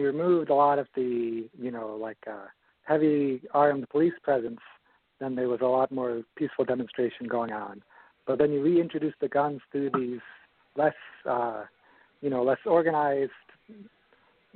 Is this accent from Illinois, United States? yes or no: yes; Chicago, Illinois, United States; moved away; I grew up in the Chicago area and I moved to Southern Illinois